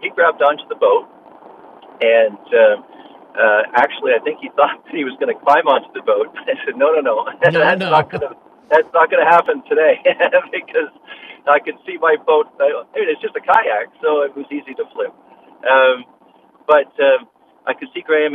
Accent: Canada; also born or lived in Langley, British Columbia; I'm a Canadian living up in Langley, just on the other side of the line

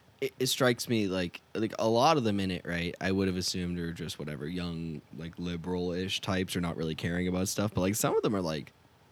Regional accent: Northeast, United States; I grew up in the Northeast.

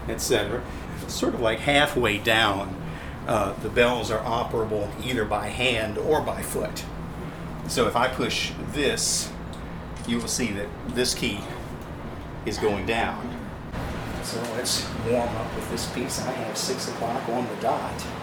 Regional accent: Richmond, Virginia, United States; I'm from Richmond

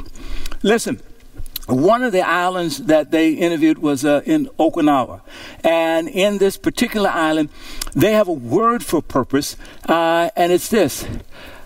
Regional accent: Louisiana, United States; growing up in Cushell, Louisiana

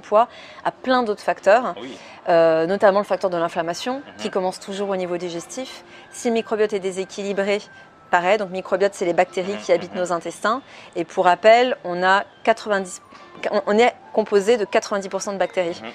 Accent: France; moved away as an adult; now in Switzerland; je suis française à la base. Mais du coup, je me suis installée en Suisse

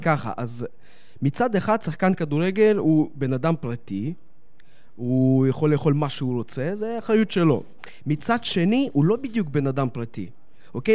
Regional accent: Netanya, Central District, Israel; also born or lived in Donetsk, Ukraine (Soviet Union); הגעתי לארץ

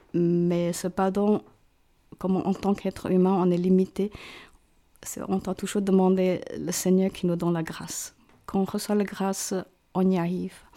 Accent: Hong Kong; French is a second language; moved away as an adult; also born or lived in China; now in Montreux, Switzerland; mes parents et tous mes frères et sœurs, nous, avons euh, immigré à Hong Kong pour rejoindre nos grands-parents

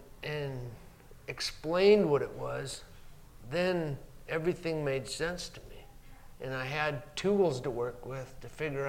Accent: Montrose, South Dakota, United States; born or raised there

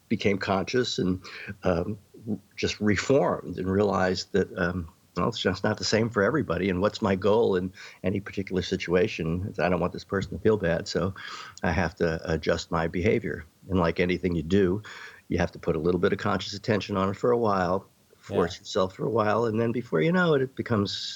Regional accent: New York City, New York, United States; I grew up in New York City

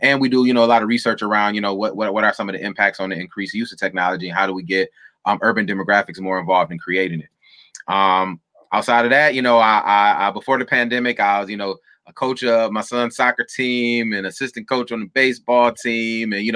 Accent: Battle Creek, Michigan, United States; I'm from Battle Creek, Michigan.

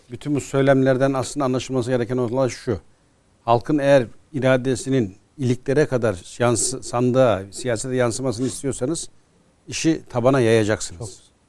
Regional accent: Ankara, Turkey; born there; now in İzmir, Turkey; Ankara doğumluyum. Ankara.

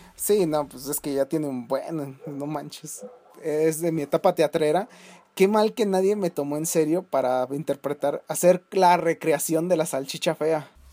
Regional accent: Celaya, Guanajuato, Mexico; moved away; en mi pueblo, donde yo antes este, vivía, allá en San Miguel Octopan, que es una un pueblito ahí de las lejanías de Celaya

